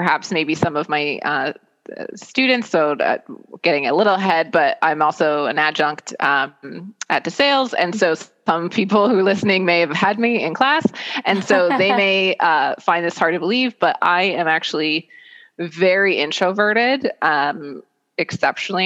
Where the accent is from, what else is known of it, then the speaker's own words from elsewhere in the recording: Lehigh Valley, Pennsylvania, United States; moved away as an adult; I'm a Lehigh Valley native. Born and raised in the Lehigh Valley.